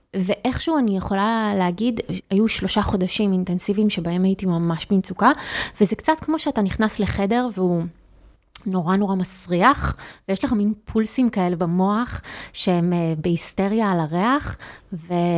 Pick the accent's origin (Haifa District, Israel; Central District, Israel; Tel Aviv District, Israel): Haifa District, Israel; Haifa; אני חיפאית